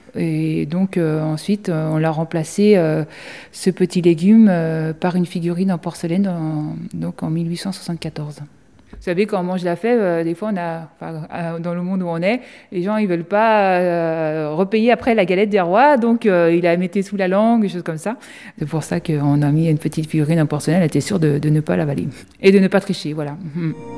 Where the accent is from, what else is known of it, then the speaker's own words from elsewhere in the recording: France; nous, en tant que Français